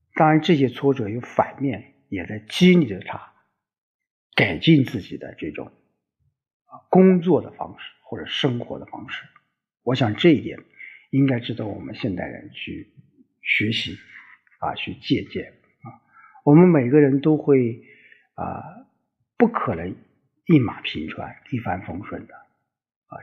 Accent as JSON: {"language": "Chinese", "country": "China", "said": "我们中国人， 我们华夏子孙"}